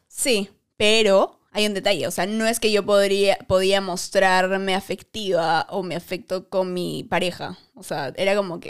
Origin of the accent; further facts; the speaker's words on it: Arequipa, Peru; now in Lima, Peru; yo soy de Arequipa. Así que obviamente en Arequipa no, no fui a ninguna discoteca hasta que vine a Lima